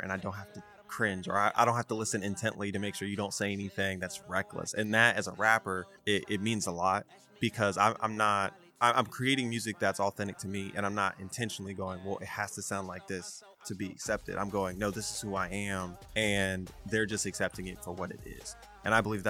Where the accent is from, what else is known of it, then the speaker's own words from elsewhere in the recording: Atlanta, Georgia, United States; I was raised in Atlanta